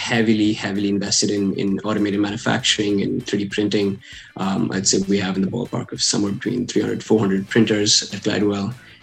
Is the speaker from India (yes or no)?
yes; India; English is a second language; also born or lived in Middle East; I'm from India, but I kind of grew up a little bit all over the place. I grew up in a few different cities in India, and I also spent some time in the Middle East when I was growing up.